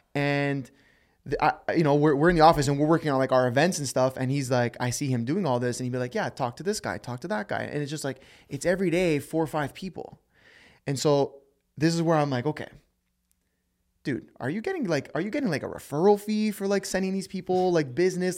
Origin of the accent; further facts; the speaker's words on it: Toronto, Ontario, Canada; We're, we're from Toronto, Canada